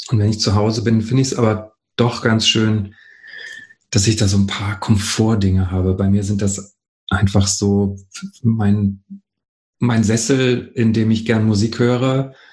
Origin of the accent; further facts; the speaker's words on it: Hanover, Lower Saxony, Germany; Also ich bin in Hannover die meiste Zeit aufgewachsen oder die längste Zeit, die ich an einer Stelle gelebt habe, war in Hannover.